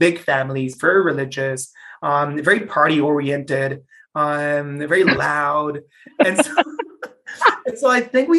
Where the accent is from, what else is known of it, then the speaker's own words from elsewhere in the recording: Mexico City, Mexico; first language Spanish; English is a second language; also born or lived in Dublin, Ireland; Born and raised in Mexico City. Starting learning English probably when I was, maybe six or even before that, maybe five.